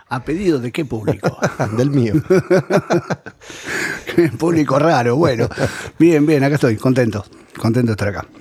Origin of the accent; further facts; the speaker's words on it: Buenos Aires, Argentina; also born or lived in Ezeiza / Mar del Plata; mi primer depto en realidad fue un depto de la boca que heredé de mi vieja, yo vivía con ella